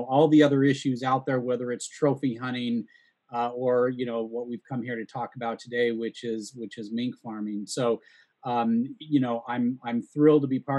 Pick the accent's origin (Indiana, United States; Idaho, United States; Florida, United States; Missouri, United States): Idaho, United States; Southern; I was born and raised in Southern Idaho.